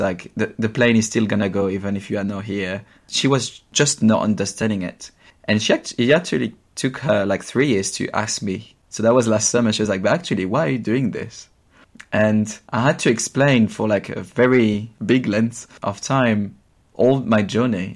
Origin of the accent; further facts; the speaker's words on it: Champagne region, Grand Est, France; English is a second language; moved away as an adult; now in London, United Kingdom; I grew up in the Champagne region in France where I spent my first 20 years